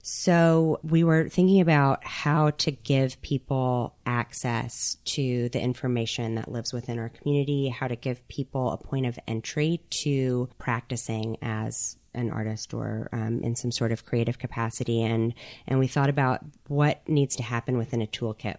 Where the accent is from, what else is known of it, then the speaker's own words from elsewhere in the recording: Mississippi Gulf Coast, United States; moved away; am an artist and curator from the Mississippi Gulf Coast